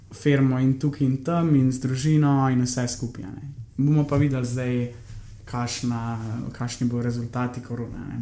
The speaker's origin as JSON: {"language": "Slovenian", "country": "Slovenia", "said": "sem iz Slovenije"}